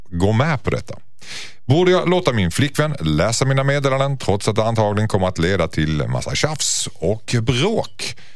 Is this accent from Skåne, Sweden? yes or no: yes; Skåne, Sweden; accent: Skånska; Hon härmar min skånska.